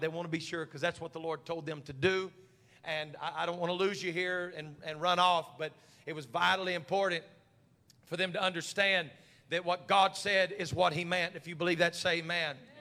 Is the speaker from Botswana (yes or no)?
no; United States; we're so American